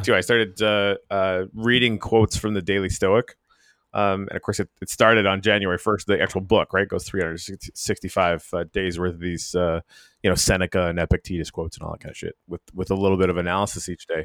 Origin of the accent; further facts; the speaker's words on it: Canadian Arctic, Canada; moved away; I'm from the Canadian Arctic